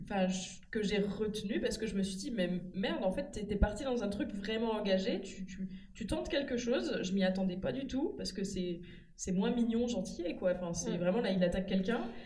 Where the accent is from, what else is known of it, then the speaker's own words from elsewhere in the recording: France; on est français